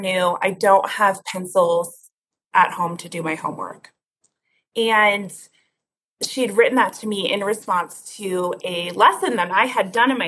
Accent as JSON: {"language": "English", "town": "Denver", "region": "Colorado", "country": "United States", "tie": "born or raised there", "said": "I came back to Denver, my hometown"}